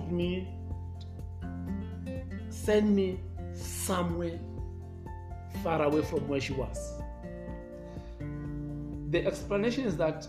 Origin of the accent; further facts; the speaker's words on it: Soweto, Gauteng, South Africa; I'm born and brought up in Soweto